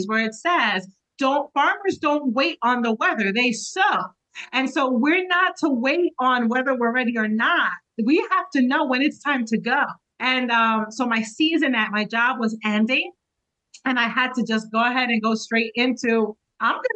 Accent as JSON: {"language": "English", "region": "New Jersey", "country": "United States", "said": "I represent Southern New Jersey because I'm from New Jersey"}